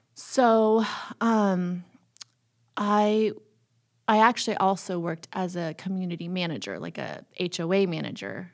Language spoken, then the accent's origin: English; California, United States; also born or lived in Toronto, Canada; I've grown up all around California.